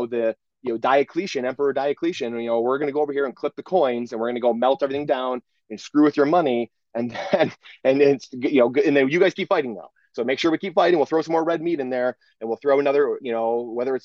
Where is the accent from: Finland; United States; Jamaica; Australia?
United States; Michigan; I've played triple A hockey here growing up in Michigan